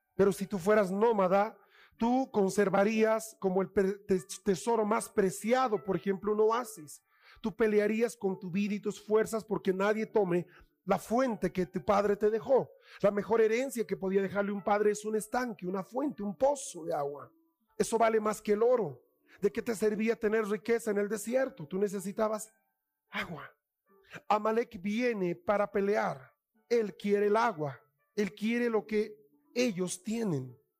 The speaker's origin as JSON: {"language": "Spanish", "country": "Bolivia", "said": "como bolivianos"}